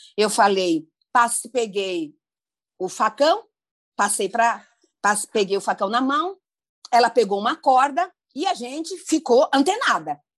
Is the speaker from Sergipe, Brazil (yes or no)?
yes; Ilha das Flores, Sergipe, Brazil; eu nasci no Nordeste brasileiro, em Sergipe, Ilha das Flores